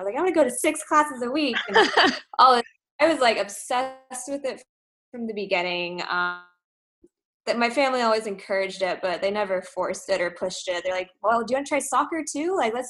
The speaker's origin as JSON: {"language": "English", "town": "Dallas", "region": "Texas", "country": "United States", "also_born_or_lived": "Germany", "moved": "as an adult", "said": "I'm originally from Dallas, Texas"}